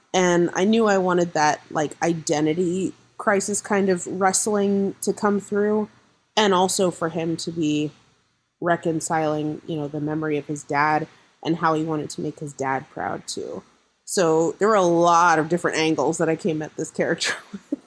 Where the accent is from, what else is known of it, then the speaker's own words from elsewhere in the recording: Corvallis, Oregon, United States; I grew up in Corvallis, Oregon